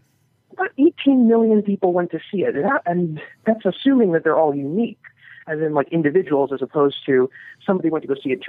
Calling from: New York, United States; from New York

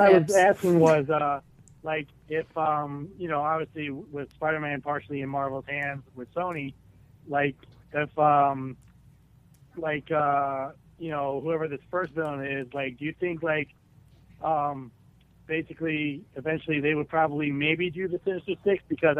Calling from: Chicago, Illinois, United States

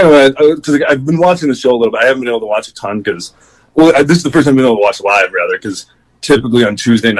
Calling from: Wisconsin, United States; I'm from Wisconsin.

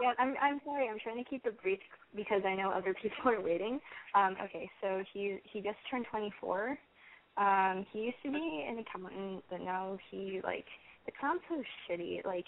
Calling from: Long Beach, California, United States; I am 17, and I am from Long Beach.

